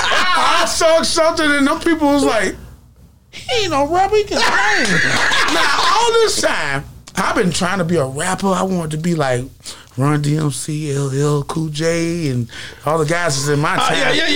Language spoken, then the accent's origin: English; the South, United States; So it was like, man, I'm from the South. I don't know how to rap like that.